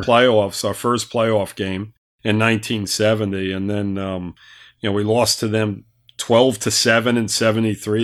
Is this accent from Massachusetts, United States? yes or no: no; New York, United States; moved away; I'm a New Yorker